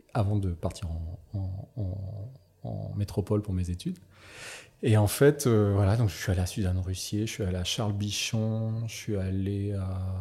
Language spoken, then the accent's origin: French; Nouméa, South Province, New Caledonia; also born or lived in Northern Province, New Caledonia; je suis né en Caïdonie Et puis, bah, j'ai fait toute ma scolarité ici